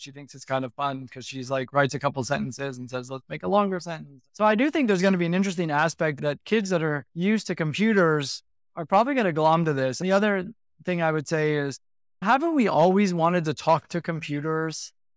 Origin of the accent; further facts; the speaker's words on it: United States; moved away as an adult; also born or lived in Hong Kong; now in Singapore; I'm born and bred in the States.